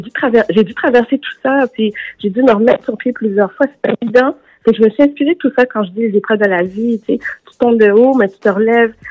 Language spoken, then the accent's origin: French; Canada; also born or lived in Los Angeles, United States; on vient du Canada